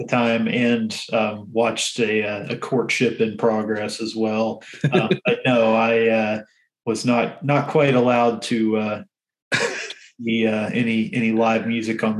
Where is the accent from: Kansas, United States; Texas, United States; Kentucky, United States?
Kentucky, United States; I'm from Kentucky